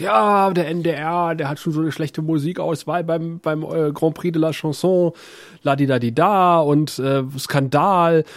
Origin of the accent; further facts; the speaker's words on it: West Germany, Germany; als Wessi